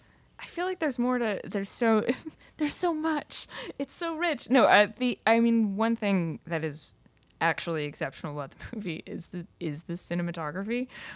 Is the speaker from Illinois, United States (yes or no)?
no; New York City, New York, United States; I grew up in New York City, so I went out a lot.